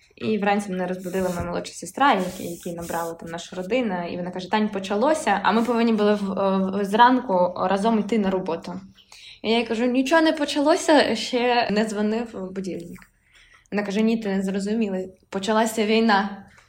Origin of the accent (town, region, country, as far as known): Ukraine; also born or lived in Kharkiv / Lviv Oblast